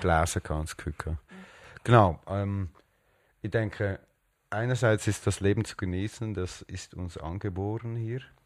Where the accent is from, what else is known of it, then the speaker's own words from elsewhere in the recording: Switzerland; ich bin hier aufgewachsen und ich fühle mich nicht als Spanier oder äh, Schweizer